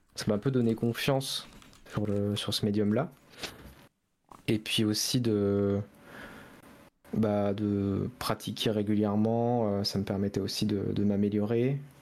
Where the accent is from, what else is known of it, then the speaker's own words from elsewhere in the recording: Angers, Pays de la Loire, France; Je suis de Angers